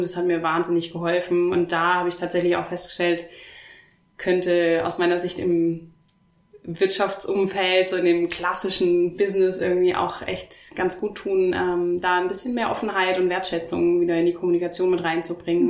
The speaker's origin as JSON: {"language": "German", "town": "Oberhausen", "region": "North Rhine-Westphalia", "country": "Germany", "moved": "as an adult", "lives_now": "Stuttgart, Germany", "said": "Ich komme ursprünglich aus dem Ruhrgebiet, aus Oberhausen bin dann für mein Masterstudium nach Stuttgart gekommen"}